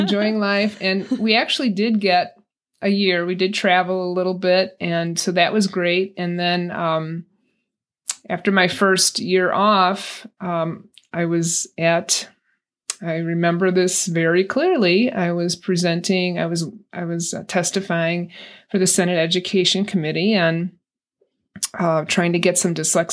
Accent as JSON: {"language": "English", "region": "Illinois", "country": "United States", "tie": "born or raised there", "moved": "as an adult", "said": "I'm originally from Illinois. I lived there till I was 50."}